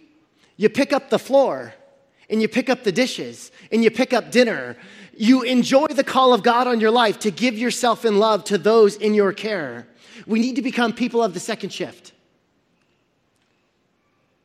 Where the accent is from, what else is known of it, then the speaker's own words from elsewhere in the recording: Central Valley, California, United States; we're from the Central Valley